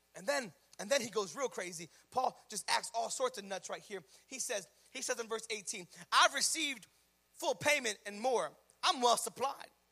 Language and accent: English; United States; we're American